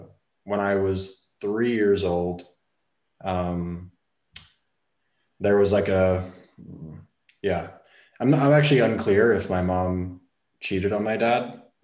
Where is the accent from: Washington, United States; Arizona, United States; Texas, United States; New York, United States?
New York, United States; Brooklyn; born there; So I was born 1986 in January. In Brooklyn, New York.